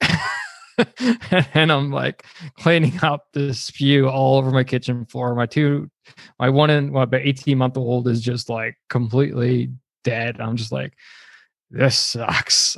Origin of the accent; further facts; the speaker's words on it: Canada; I'm Canadian